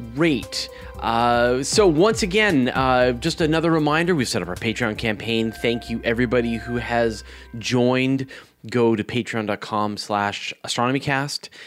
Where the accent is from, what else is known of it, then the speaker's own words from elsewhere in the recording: Canada; as a Canadian